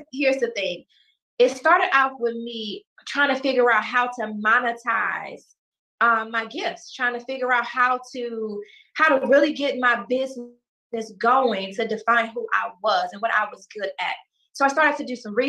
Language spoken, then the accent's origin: English; Chicago, Illinois, United States; because I'm from Chicago